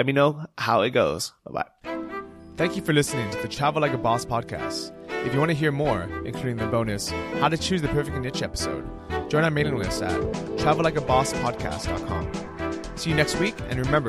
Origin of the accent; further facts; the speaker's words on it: United States; I grew up in the Asian culture. I speak Chinese. I've been in Taiwan tons of times as a kid. So it just wasn't like mind blowing for me. But when I go to Europe and I'm, you know, and even though I'm obviously growing up in the US